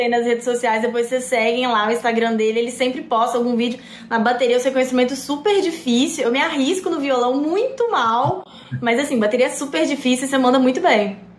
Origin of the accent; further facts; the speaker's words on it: Belo Horizonte, Minas Gerais, Brazil; now in São Paulo, Brazil; eu também sou de BH